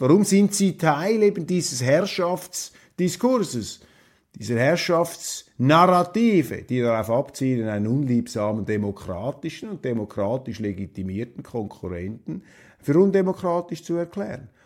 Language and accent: German; Switzerland; als Schweizer